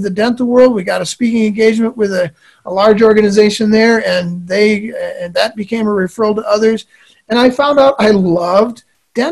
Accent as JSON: {"language": "English", "region": "Midwest", "country": "United States", "tie": "born or raised there", "said": "I grew up in the Midwest."}